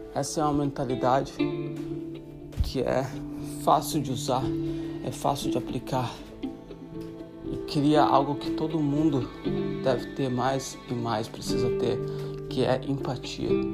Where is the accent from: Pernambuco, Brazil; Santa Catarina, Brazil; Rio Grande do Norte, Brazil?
Santa Catarina, Brazil; moved away as an adult; sou brasileiro de Santa Catarina. A quase sete anos fora do Brasil